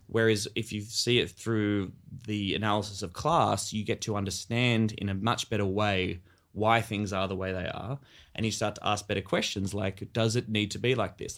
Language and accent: English; Australia; us as Australian millennials and our generation